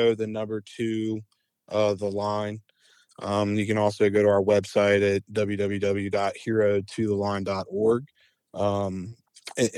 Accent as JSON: {"language": "English", "town": "Cincinnati", "region": "Ohio", "country": "United States", "tie": "born or raised there", "said": "I grew up in Cincinnati, Ohio, born and raised."}